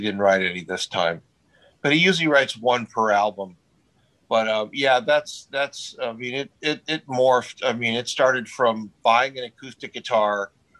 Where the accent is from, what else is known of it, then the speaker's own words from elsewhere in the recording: Huntington Beach, California, United States; Yeah, Huntington Beach.